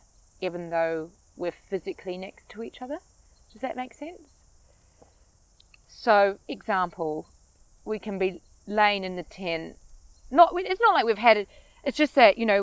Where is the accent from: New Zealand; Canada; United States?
New Zealand; Bombay, Auckland; my hometown in Bombay